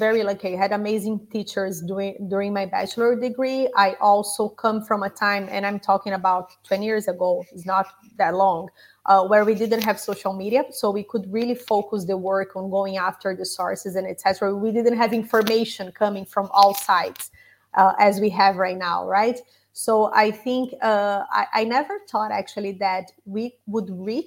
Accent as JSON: {"language": "English", "country": "Brazil", "moved": "yes", "said": "Brazil, my home country"}